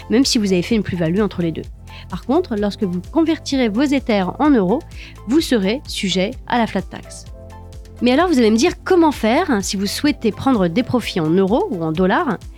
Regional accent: France; nous sommes français

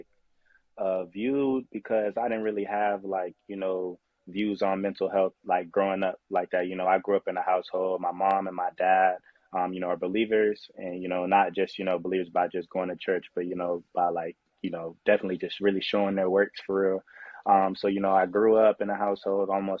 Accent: Winter Haven, Florida, United States; I'm from Winter Haven, Florida

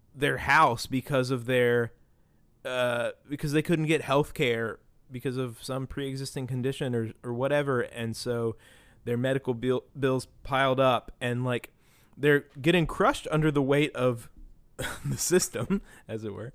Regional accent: Beckley, West Virginia, United States; we grew up in Beckley, West Virginia

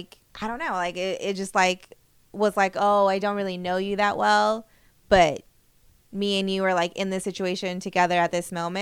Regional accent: California, United States; moved away; also born or lived in Michigan; I was from California

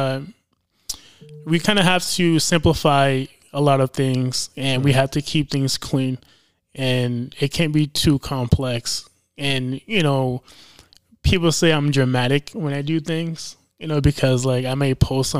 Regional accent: New York City, New York, United States; moved away as an adult; now in Rhode Island, United States; I was pretty much built in New York City

